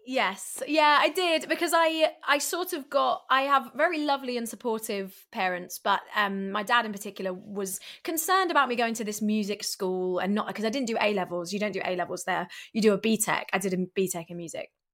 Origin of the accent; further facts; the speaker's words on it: London, United Kingdom; I'm from London and I'm a musician